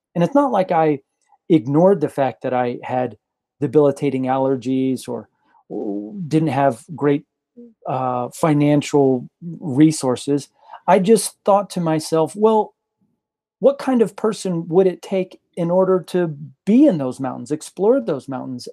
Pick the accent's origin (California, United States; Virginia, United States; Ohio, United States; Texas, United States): Texas, United States; rural; born or raised there; also born or lived in Guadalajara, Mexico / Mongolia